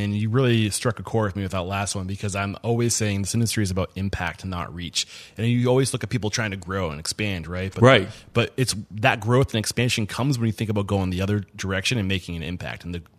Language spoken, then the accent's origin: English; New Hampshire, United States; I'm from New Hampshire, forgive me.